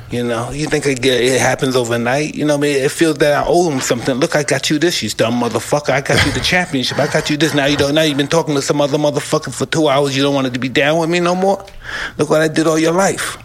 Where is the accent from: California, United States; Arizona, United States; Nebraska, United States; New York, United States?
New York, United States; New York City; moved away; I came from Brownsville.